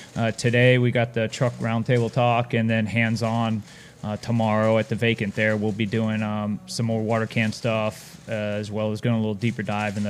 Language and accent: English; Florida, United States; I born and raised in Florida. I live at the coast, so I'm about 50 minutes from work. Basically Cocoa Beach. I live on Merritt Island, so that's where NASA is.